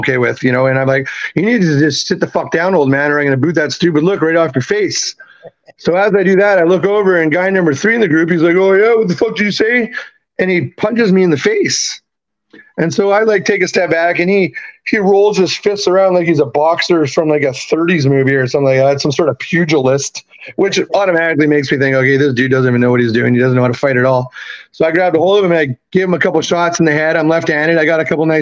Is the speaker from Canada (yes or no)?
yes; Vancouver, British Columbia, Canada; moved away as an adult; also born or lived in Tacoma, Washington / Edmonton / Salt Lake City; now in New Orleans, United States; I was born in Tacoma, Washington. I'm actually American. I was raised in Canada. Parents bought me up there when I was three.